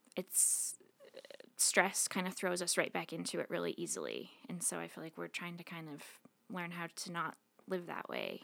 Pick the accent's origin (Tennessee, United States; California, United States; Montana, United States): Montana, United States; Billings; moved away as an adult; I grew up in Billings originally.